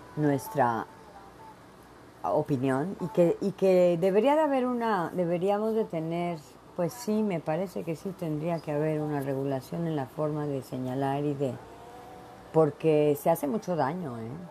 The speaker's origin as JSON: {"language": "Spanish", "region": "Veracruz", "country": "Mexico", "tie": "born or raised there", "moved": "yes", "said": "Soy mexicana, nací en México, en el puerto de Veracruz y me encanta el chile y soy bien picardienta, porque aparte soy jarocha"}